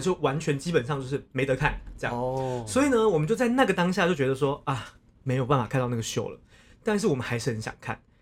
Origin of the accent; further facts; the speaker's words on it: Taiwan; 我们就说，哦，台湾啊